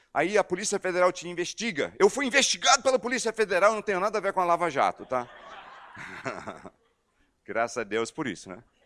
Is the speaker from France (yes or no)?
no; United States; Portuguese is a second language; also born or lived in Amazonas, Brazil / Belo Horizonte, Minas Gerais, Brazil; now in Brazil; eu estou no meu país de origem, Estados Unidos